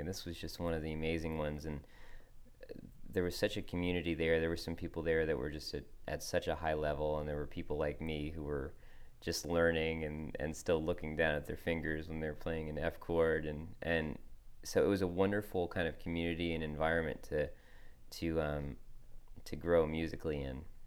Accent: Wilton, Connecticut, United States; moved away as an adult; also born or lived in Nashville; I grew up in Wilton, Connecticut

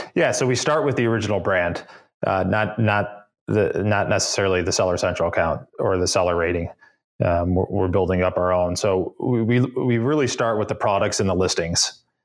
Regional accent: Cleveland, Ohio, United States; moved away as an adult; also born or lived in upstate New York; now in Boston, United States; Cleveland, Ohio, born and raised.

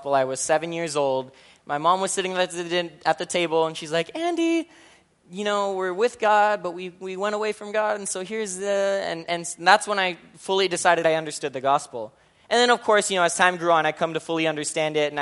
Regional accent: Philippines; I'm Filipino

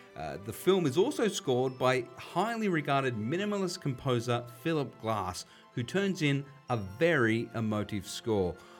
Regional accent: Sydney, New South Wales, Australia; growing up in Western Sydney

